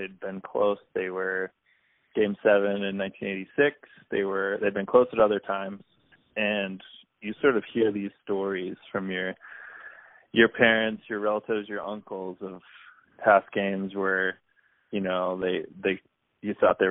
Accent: New England, United States; So growing up in New England, you are born, if you're born in New England, you're a Red Sox fan.

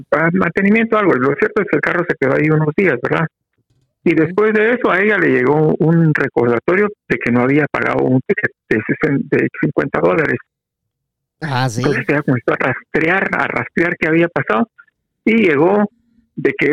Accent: Quetzaltenango, Guatemala; now in Guatemala City, Guatemala; fíjese que cuando llegué a la capital de Guatemala, me fui a vivir a una casa de pensionistas, casa de huéspedes, se llama ahí en la zona 1. Y a un amigo también que llegó conmigo, los dos llegamos oh. procedentes de Chela para la capital.

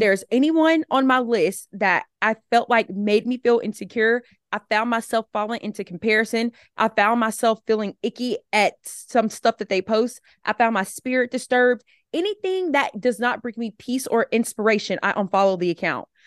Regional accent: Alabama, United States; moved away as an adult; also born or lived in South Carolina; now in Atlanta, United States; I live in Atlanta, Georgia right now. But I grew up in Alabama.

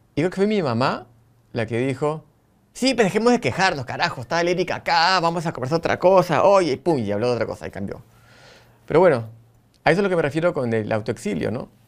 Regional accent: Lima, Peru; now in Buenos Aires, Argentina; Amo mi Lima, cada vez que voy me emociona, amo mi Perú, soy repatriota

